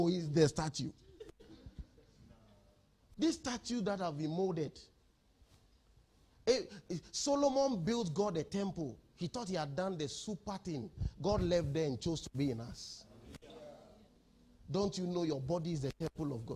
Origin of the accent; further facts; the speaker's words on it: Ghana; We are from Ghana